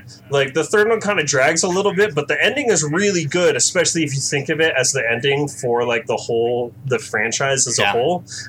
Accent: United States; And I'm Chinese American

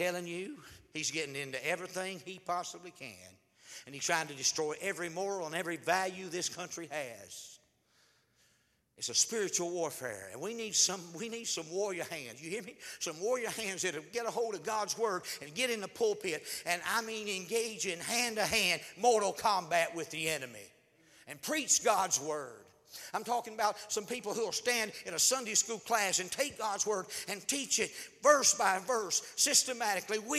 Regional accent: Pea Ridge, Alabama, United States; where I grew up in Pea Ridge, Alabama, as a boy

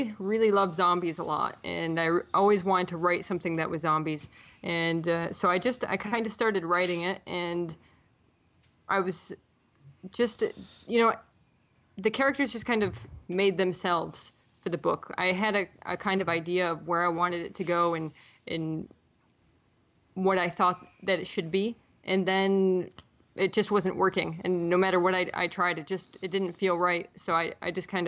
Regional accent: Buffalo, New York, United States; moved away as an adult; also born or lived in Toronto, Canada; now in Halifax, Canada; I'm actually from the Buffalo area in New York State. But I married a Canadian. I moved up to Toronto. And then now I live in Halifax

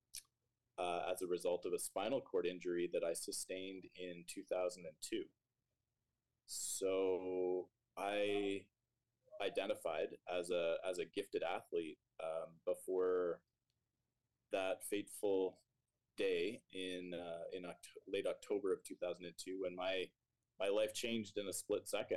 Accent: Stouffville, Ontario, Canada; also born or lived in Waterloo, Ontario; now in Toronto, Canada; I grew up in Stouffville, went to high school there.

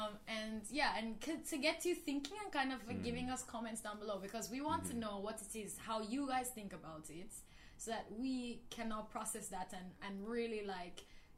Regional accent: Jamaica; first language Patois; we have a very different idea of identity in Jamaica.

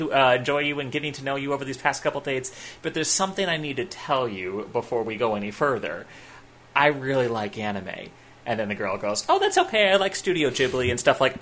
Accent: Midwest, United States; I grew up in the Midwest

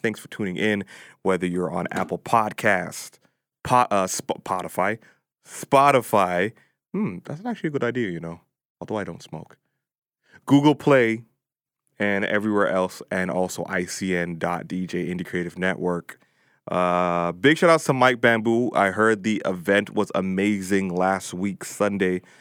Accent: Toronto, Ontario, Canada; I come from Dean Park. I come from four oh one and, uh, four oh one, Morn-, Morningside

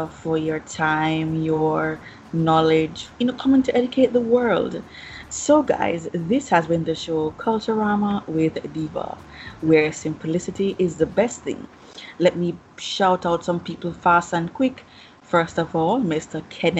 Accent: Jamaica; my hometown, Jamaica land.

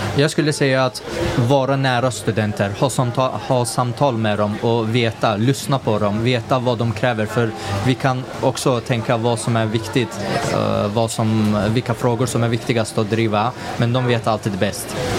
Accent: Sundsvall, Västernorrland County, Sweden; moved away as an adult; now in Gothenburg, Sweden; jag kommer själv från Sundsvall, Norrland

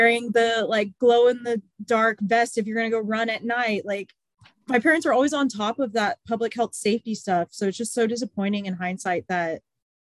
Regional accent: San Antonio, Texas, United States; also born or lived in College Station, Texas; I've only lived here and College Station when I went to Texas A&M.

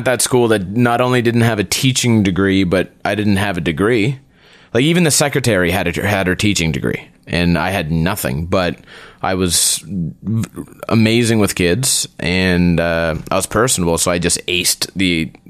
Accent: Prince Edward Island, Canada; also born or lived in Calgary / Montreal; No, I'm from Prince Edward Island.

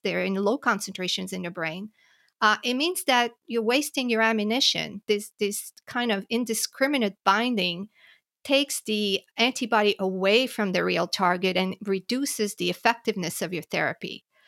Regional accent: Montreal, Quebec, Canada; moved away as an adult; also born or lived in New York / Philadelphia; I grew up in Montreal, in Canada

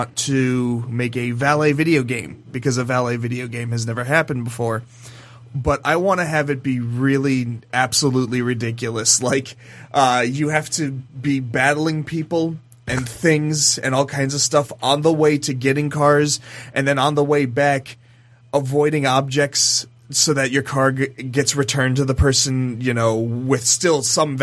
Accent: Ohio, United States; I'm from Ohio

